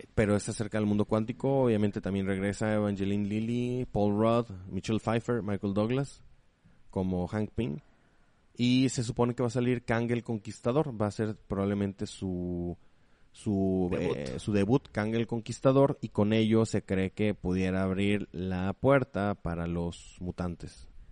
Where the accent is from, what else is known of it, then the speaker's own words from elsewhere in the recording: Mexico; para nosotros como mexicanos